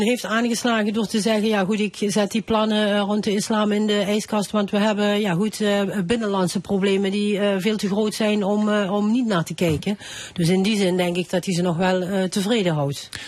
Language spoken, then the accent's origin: Dutch; Thorn, Limburg, Netherlands; accent: Limburgish dialect; ik spreek ook dialect. Ik kom uit Toer